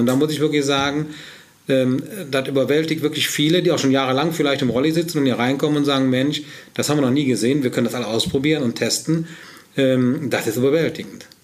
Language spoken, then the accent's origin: German; Heinsberg, North Rhine-Westphalia, Germany; wo ich herkomme, dann sage ich ganz klar, Heinsbe äh, Köln bei Heinsberg